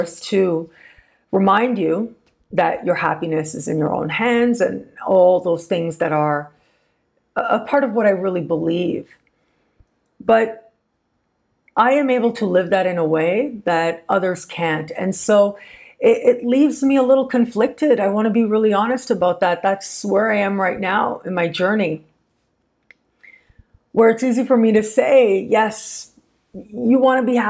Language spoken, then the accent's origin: English; Canada; being Canadian